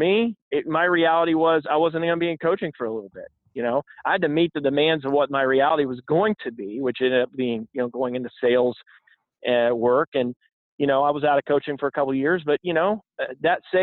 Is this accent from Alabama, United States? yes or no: yes; Robertsdale, Alabama, United States; born or raised there